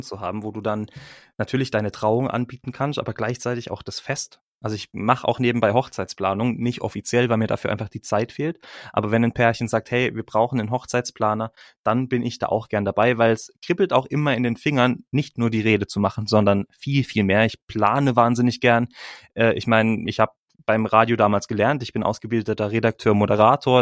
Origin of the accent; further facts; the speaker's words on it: Freiburg, Baden-Württemberg, Germany; moved away as an adult; now in Bern, Switzerland; ich bin aus Freiburg, komme aus Freiburg, dort bin ich geboren.